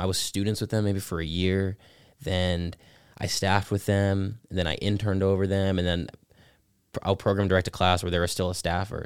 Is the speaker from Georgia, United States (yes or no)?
yes; Georgia, United States; Teen Pac, Georgia three. It's been my home state class through and through